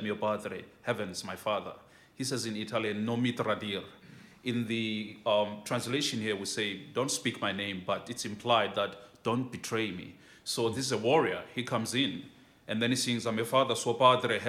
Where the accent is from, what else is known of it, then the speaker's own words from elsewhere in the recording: Port Elizabeth, Eastern Cape, South Africa; I'm from Port Elizabeth, South Africa